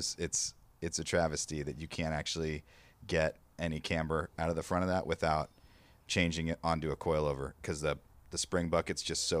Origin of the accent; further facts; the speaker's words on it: Cincinnati, Ohio, United States; Well, I'm from Cincinnati